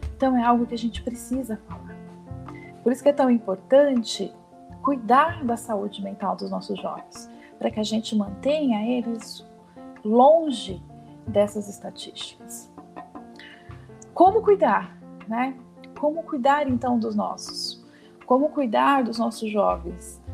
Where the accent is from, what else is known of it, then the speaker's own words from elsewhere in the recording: Brazil; Assim como nós brasileiros